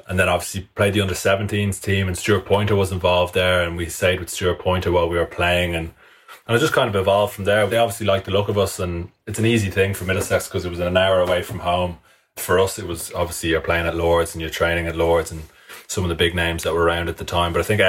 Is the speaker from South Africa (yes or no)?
no; Ireland; I'm an Irish cricketer